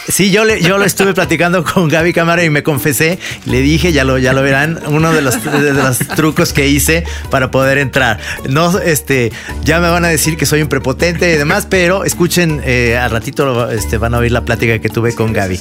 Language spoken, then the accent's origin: Spanish; Mexico; como mexicano